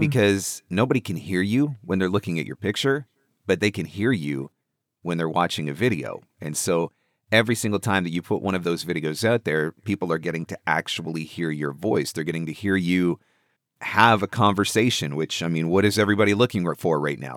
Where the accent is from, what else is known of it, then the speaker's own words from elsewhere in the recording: Canada; I'm Canadian.